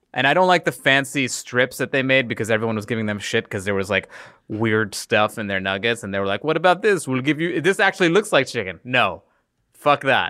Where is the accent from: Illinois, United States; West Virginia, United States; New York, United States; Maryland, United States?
New York, United States; I grew up in New York